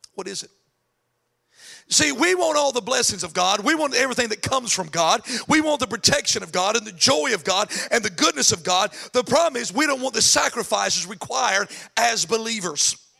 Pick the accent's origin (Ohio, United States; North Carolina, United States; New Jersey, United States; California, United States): North Carolina, United States; moved away; I'm actually from North Carolina